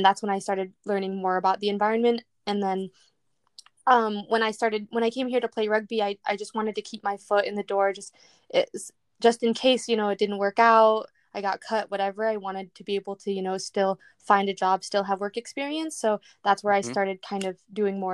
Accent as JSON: {"language": "English", "region": "Michigan", "country": "United States", "tie": "born or raised there", "moved": "yes", "lives_now": "San Diego, United States", "said": "I grew up, I'm from Michigan. I grew up like on the right next to this river, like in the woods."}